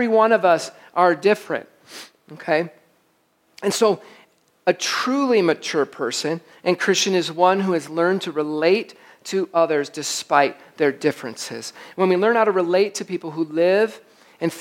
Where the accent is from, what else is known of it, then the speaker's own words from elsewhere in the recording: Michigan, United States; I'm from Michigan